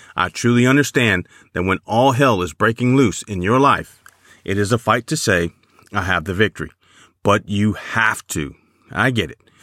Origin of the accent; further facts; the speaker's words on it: Chicago, Illinois, United States; I remember growing up in Chicago